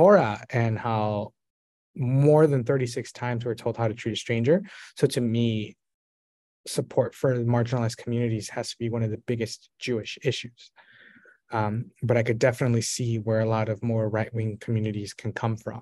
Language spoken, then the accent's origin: English; Mexico; now in United States; I myself, I'm not American, I'm actually Mexican, and I'm Indigenous from Mexico